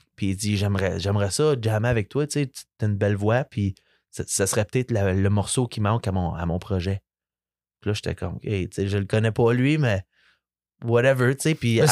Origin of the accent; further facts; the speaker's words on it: Ontario, Canada; first language French; Nous autres, euh, en Ontario, on se bat tous les jours pour garder notre langue.